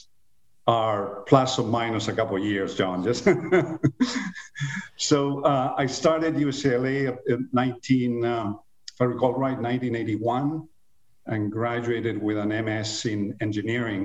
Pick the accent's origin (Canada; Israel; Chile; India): Chile; moved away as an adult; also born or lived in Venezuela / Los Angeles, United States; now in United States; I was born in Chile in the mid-50s, quite a while ago. I was raised and went to high school in Chile and left.